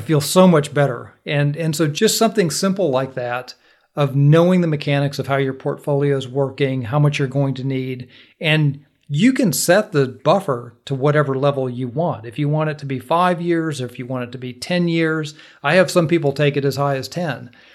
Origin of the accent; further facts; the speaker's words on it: Minnesota, United States; now in Georgia, United States; I grew up in Minnesota